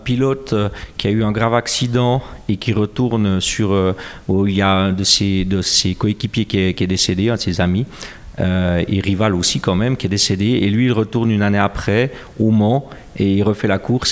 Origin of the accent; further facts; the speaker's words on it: Jura, Switzerland; accent: jurassien; mon accent jurassien